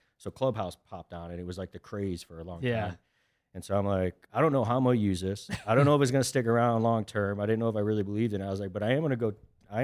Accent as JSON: {"language": "English", "town": "Charlotte", "region": "North Carolina", "country": "United States", "tie": "born or raised there", "said": "so for me, I grew up in Charlotte in that aspect, loved it, met my wife there, girlfriend at the time."}